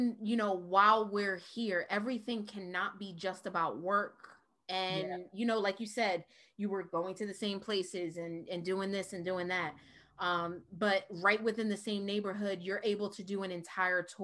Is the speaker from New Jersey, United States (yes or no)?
yes; Camden, New Jersey, United States; I'm from Camden